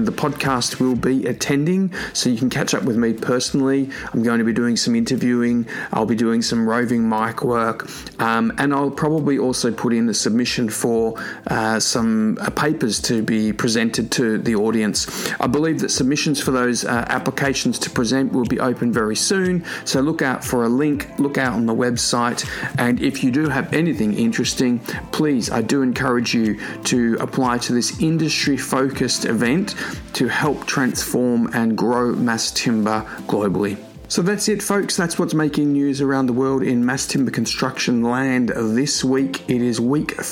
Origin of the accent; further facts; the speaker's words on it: Melbourne, Victoria, Australia; Melbourne, my hometown